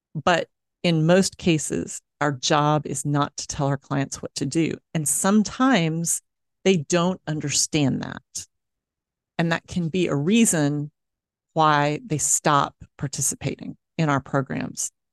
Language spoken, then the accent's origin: English; Dallas, Texas, United States; moved away; my hometown uh, of Dallas, Texas